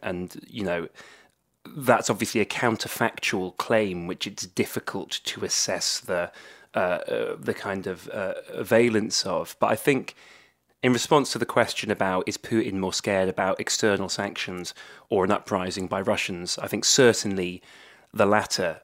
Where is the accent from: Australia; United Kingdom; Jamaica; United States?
United Kingdom; Swansea, Wales; I come from, uh, uh, Swansea, a kind of Anglophone, uh, uh, part of Swansea, uh, which is Wales's second city